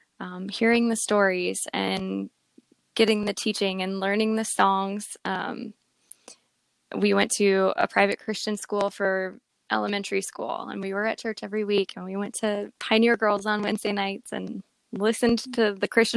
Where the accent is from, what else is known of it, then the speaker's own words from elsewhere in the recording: New Jersey, United States; moved away as an adult; also born or lived in Indiana / Colorado; I moved from New Jersey out to Colorado, where I was an adult on my own without my family.